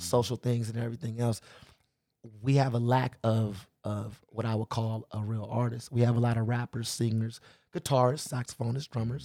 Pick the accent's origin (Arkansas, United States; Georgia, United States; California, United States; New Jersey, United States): California, United States; Los Angeles; I grew up in the Crenshaw and Slauson area.